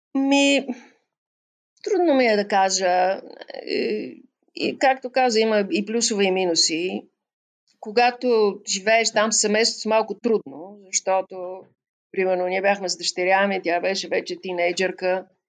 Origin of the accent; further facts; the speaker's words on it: Bulgaria; moved away as an adult; now in Tbilisi, Georgia; откривах света до толкова, доколкото той можеше да ни бъде представен в България